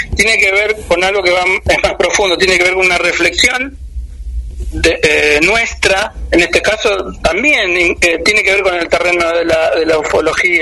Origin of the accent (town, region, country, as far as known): Argentina